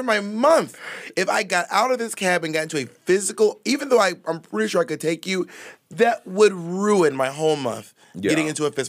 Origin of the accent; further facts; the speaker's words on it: Columbus, Georgia, United States; also born or lived in Atlanta / Corinth, Mississippi / Phoenix / Alabama; I grew up in cities. I grew up in Columbus, Georgia, and Atlanta, Georgia, but also Corinth, Mississippi, and Phoenix, and Alabama.